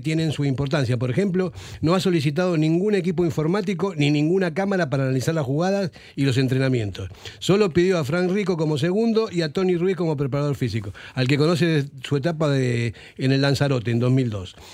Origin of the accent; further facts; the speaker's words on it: Argentina; yo como argentino